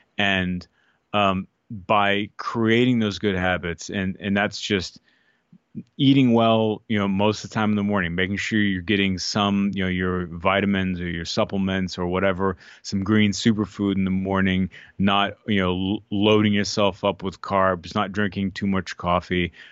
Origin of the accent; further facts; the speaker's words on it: Austin, Texas, United States; growing up in Austin, you know, eating Tex-Mex